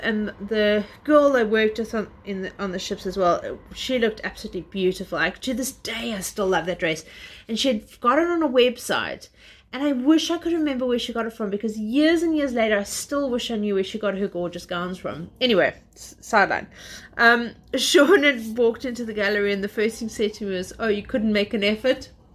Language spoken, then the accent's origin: English; South Africa; moved away as an adult; also born or lived in Zimbabwe; now in London, United Kingdom; I'm originally South African